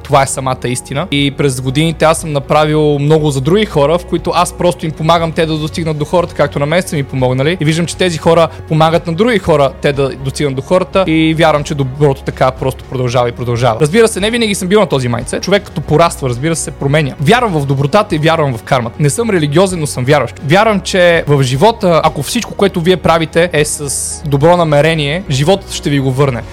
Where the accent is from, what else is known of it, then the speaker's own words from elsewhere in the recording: Sofia, Sofia City, Bulgaria; also born or lived in Montana, Bulgaria; аз съм от град Монтана, там съм роден, но не съм израснал там, израснал съм в София, но всяко лято си бягах в Монтана